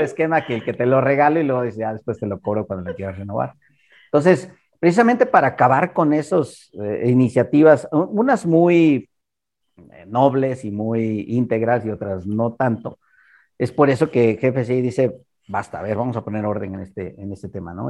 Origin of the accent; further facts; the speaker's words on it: Mexico; unos cuantos mexicanos tuvimos